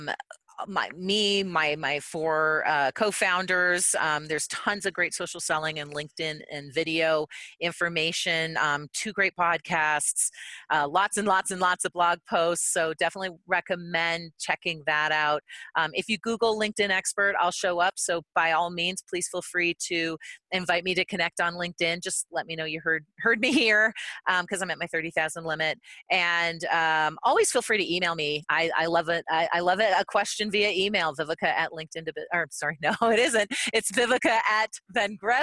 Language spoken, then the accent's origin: English; Canada; now in United States; as a Canadian